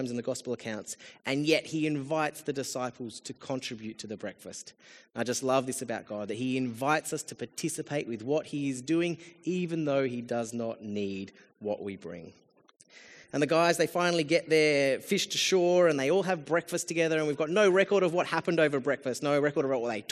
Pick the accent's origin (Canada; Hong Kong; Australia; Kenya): Australia; as an Australian